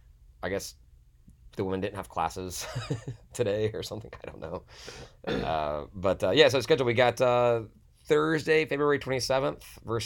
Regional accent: Memphis, Tennessee, United States; moved away; I'm from Memphis.

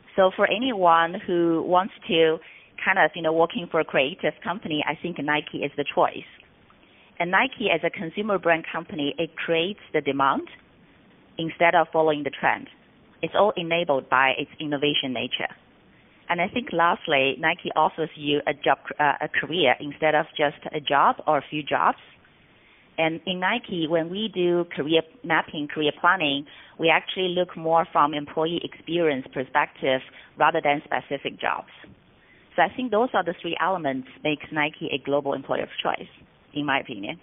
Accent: Shanghai, China; moved away as an adult; also born or lived in Singapore; moved back to Shanghai, my hometown

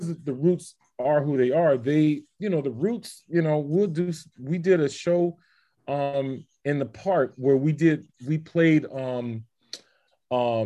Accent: Miami, Florida, United States; moved away as an adult; So I'm from Miami, Florida. You know, I grew up in the church. You know, black kid in my hood practicing classical music.

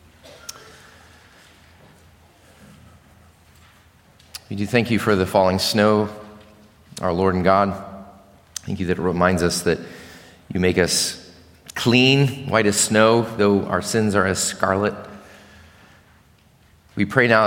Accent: Chicago, Illinois, United States; now in Richmond, United States; I grew up in Chicago

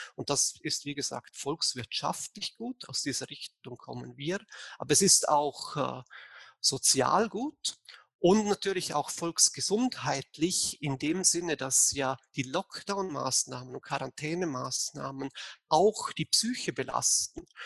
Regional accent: Vorarlberg, Austria; now in Bayreuth, Germany; ich bin eigentlich Österreicher, äh, aber komme aus Vorarlberg, äh, also aus dem Teil von Österreich, wo direkt an die Schweiz grenzt. Deswegen vielleicht der etwas ungewohnte Akzent.

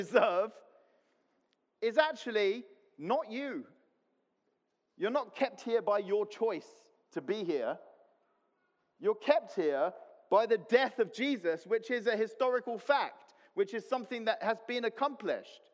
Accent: Cyprus; moved away; I grew up in Cyprus

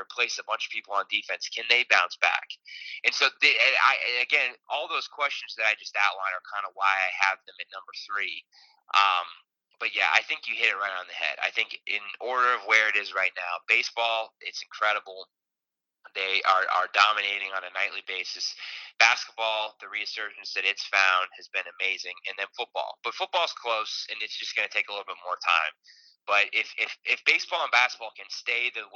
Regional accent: Ohio, United States; I grew up in Ohio

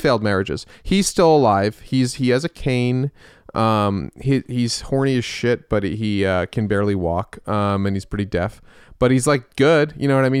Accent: Westchester, New York, United States; I was born in the city, um, but then we moved to Westchester with all the, uh, Jews.

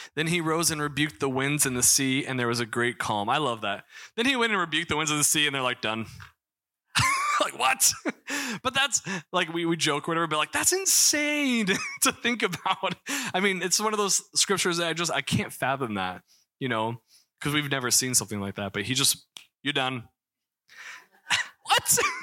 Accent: Missouri, United States; moved away; I'm from Missouri

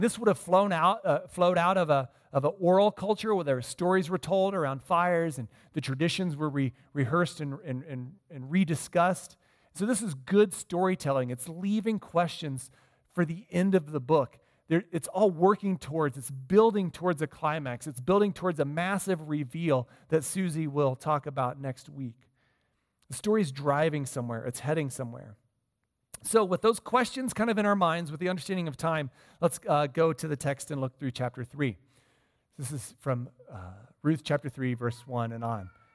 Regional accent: Midwest, United States; moved away; I grew up in the Midwest

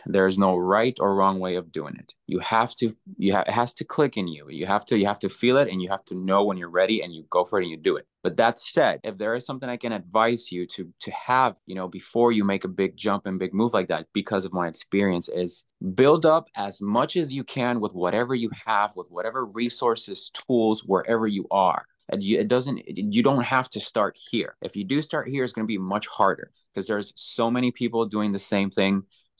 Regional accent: Puerto Rico; now in Los Angeles, United States; I am originally born and raised in Puerto Rico.

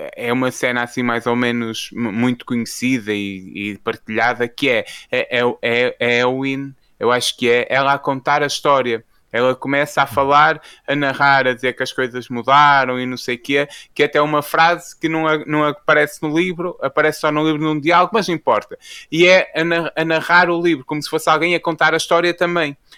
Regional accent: Portugal; Nós, enquanto portugueses

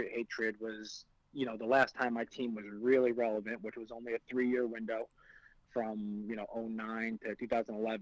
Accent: New York, United States; as a New Yorker

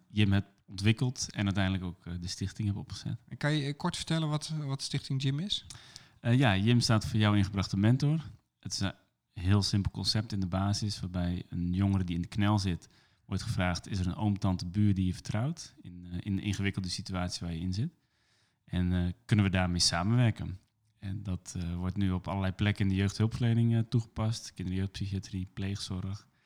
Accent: Emmeloord, Flevoland, Netherlands; also born or lived in Woerden; Ik ben geboren in Woerden en toen naar Emmeloord gegaan. En in Woer had ik het heel fijn als kind.

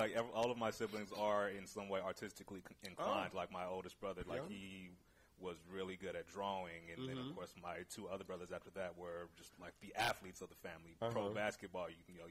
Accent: Hayward, California, United States; also born or lived in Oakland, California; Born and raised in Oakland. I was there till I was about six, and then my family moved to Hayward.

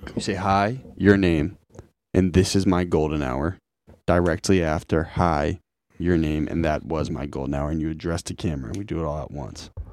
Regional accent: Lincoln, United States; I grew up in Lincoln on Deer Haven Road

